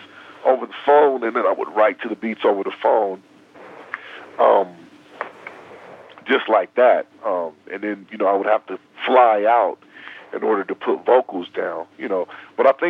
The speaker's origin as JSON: {"language": "English", "region": "Southern California", "country": "United States", "said": "I was from Southern California"}